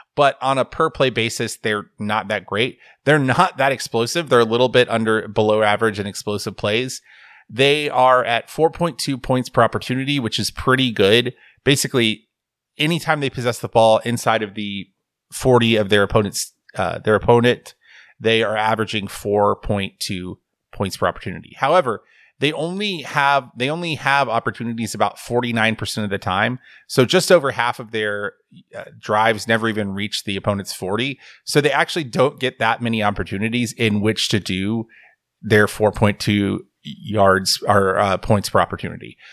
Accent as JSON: {"language": "English", "region": "the South", "country": "United States", "said": "I'm from the South"}